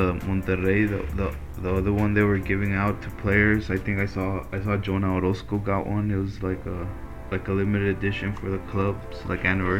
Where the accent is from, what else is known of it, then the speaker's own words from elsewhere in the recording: San Antonio, Texas, United States; I'm from San Antonio